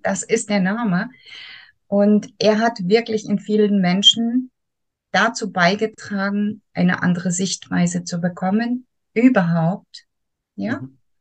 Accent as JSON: {"language": "German", "town": "Soest", "region": "North Rhine-Westphalia", "country": "Germany", "moved": "as an adult", "lives_now": "Thurgau, Switzerland", "said": "Ich mhm. komme ursprünglich aus Soest"}